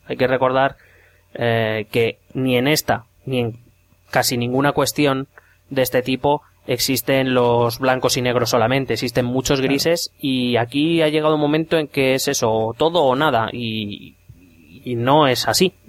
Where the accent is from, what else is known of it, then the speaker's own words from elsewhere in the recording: Madrid, Community of Madrid, Spain; aquí en Madrid nosotros no tenemos, no, no nos enseñan ni lengua catalana, ni cultura catalana